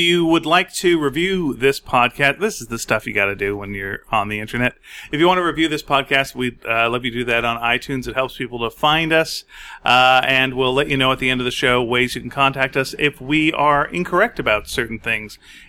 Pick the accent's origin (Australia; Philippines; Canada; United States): Canada; We're very Canadian, so we're just going to be apologizing